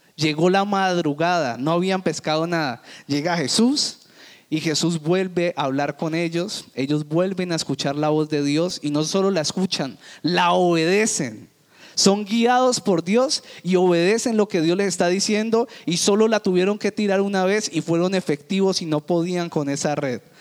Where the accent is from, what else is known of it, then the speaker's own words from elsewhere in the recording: Cali, Valle del Cauca, Colombia; en Cali, en la ciudad que yo me crié, en la ciudad que nací